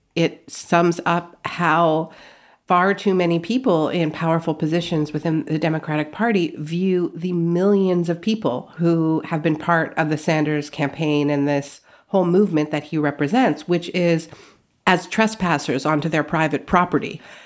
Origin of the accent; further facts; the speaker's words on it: Canada; moved away as an adult; now in United States; My parents are American, but I grew up in Canada